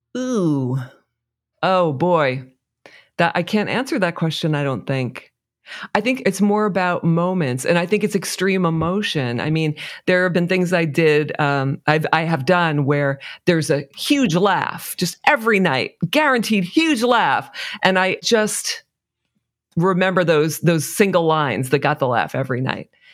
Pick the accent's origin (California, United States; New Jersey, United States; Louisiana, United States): New Jersey, United States; I'm from New Jersey, living in New Jersey